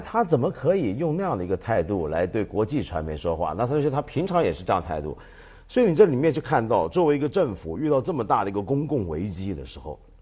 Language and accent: Chinese; China; 我们中国人